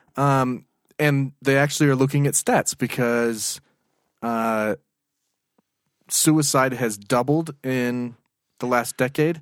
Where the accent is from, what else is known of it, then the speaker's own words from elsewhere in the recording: United States; I'm American.